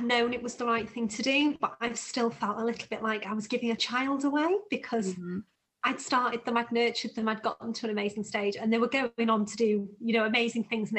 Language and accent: English; Harrogate, Yorkshire and the Humber, United Kingdom; So, literally 10 minutes from where I live now. So, I grew up in Harrogate.